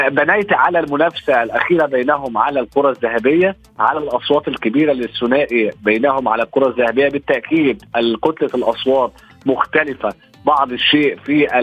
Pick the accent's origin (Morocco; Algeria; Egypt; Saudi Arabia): Egypt; كلنا كمصريين وعرب